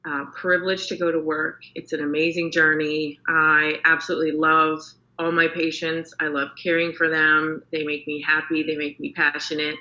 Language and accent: English; Canada; moved away as an adult; now in Houston, United States; I'm Canadian, and a transplant to Houston for the past 5 years